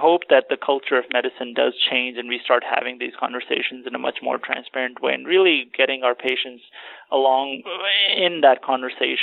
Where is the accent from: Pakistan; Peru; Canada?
Pakistan; moved away; I'm originally from Pakistan